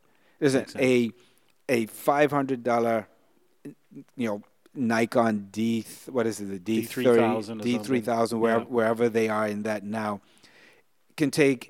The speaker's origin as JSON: {"language": "English", "country": "Bermuda", "tie": "born or raised there", "lives_now": "Bahamas", "said": "I was fortunate to be born and raised in Bermuda, and now I live in the Bahamas. Two countries that are considered paradise by the tourism industry."}